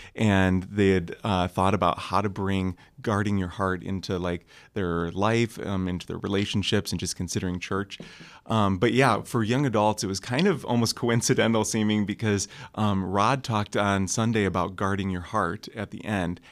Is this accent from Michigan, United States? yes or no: yes; Kalamazoo, Michigan, United States; I'm from Kalamazoo, Michigan